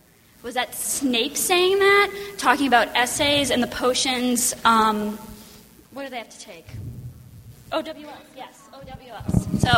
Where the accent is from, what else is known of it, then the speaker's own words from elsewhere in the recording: Boston, Massachusetts, United States; I'm from Boston, Massachusetts, right in the city.